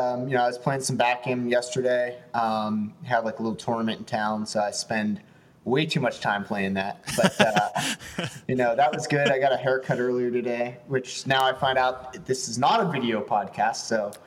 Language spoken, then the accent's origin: English; Pittsburgh, Pennsylvania, United States; moved away; I was born in Pittsburgh. Okay. Had to get away. Had to move.